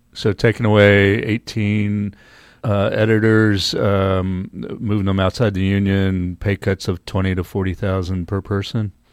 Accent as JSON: {"language": "English", "town": "Norfolk", "region": "Virginia", "country": "United States", "tie": "born or raised there", "also_born_or_lived": "Los Angeles", "moved": "yes", "said": "I grew up in Norfolk, Virginia"}